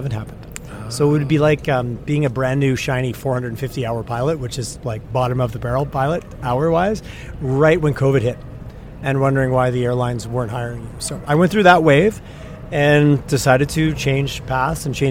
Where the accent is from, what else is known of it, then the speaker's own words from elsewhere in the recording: Montreal, Quebec, Canada; moved away as an adult; now in Calgary, Canada; I am a proud Calgarian now, but originally from Quebec